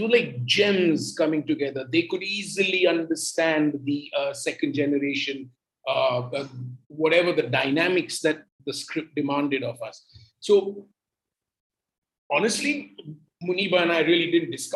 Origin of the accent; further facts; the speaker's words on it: Mumbai, Maharashtra, India; the same city I belong